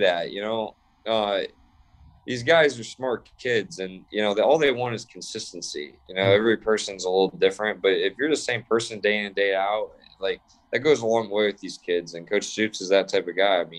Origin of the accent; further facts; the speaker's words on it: Cleveland, Ohio, United States; I grew up a Browns fan. I'm from Cleveland, Ohio.